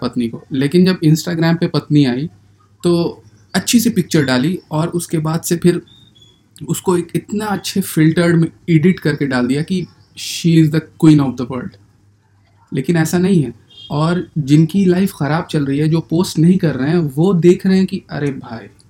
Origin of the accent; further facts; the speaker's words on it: Bihar, India; बिहार के हैं पटना में रहते हैं